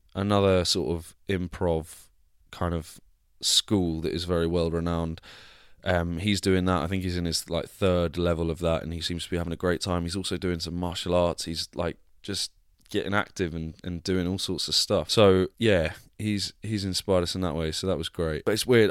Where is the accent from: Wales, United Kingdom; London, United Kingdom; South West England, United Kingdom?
South West England, United Kingdom; Devon; accent: Devon; my Devon accent came out then